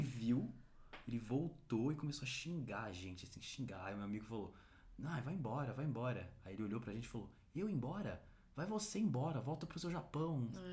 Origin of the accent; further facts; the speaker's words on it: São Paulo, Brazil; eu a minha vida inteira aqui em São Paulo